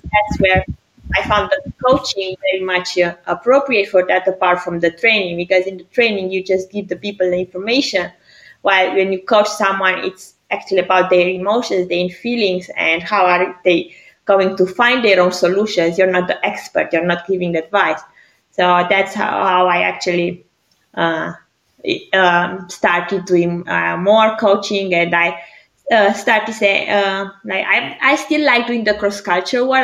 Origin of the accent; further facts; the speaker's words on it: Greece; moved away as an adult; also born or lived in Romania; now in Zurich, Switzerland; for school and studies, I went back to Greece. I'm half Greek, half Romania